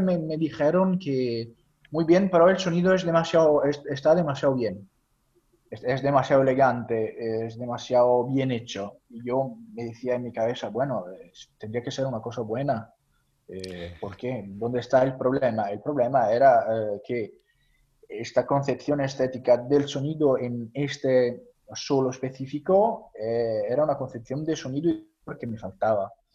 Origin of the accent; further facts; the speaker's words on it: near Naples, Campania, Italy; Spanish is a second language; also born or lived in Copenhagen, Denmark; now in Palermo, Italy; yo soy mediterráneo, soy de cerca de Nápoles